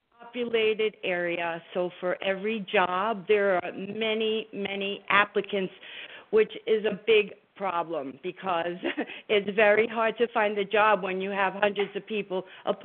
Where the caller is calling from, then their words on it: New Jersey, United States; from Jersey.